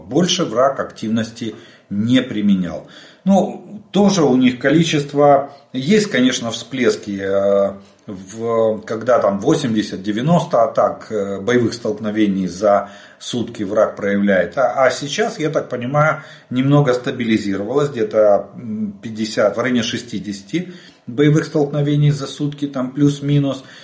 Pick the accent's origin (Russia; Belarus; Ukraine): Ukraine; мы из Украины